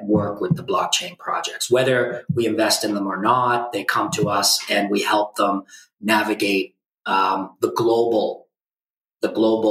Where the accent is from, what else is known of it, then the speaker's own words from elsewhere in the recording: New York, United States; moved away; also born or lived in China; I'm also from New York. I'm a New York attorney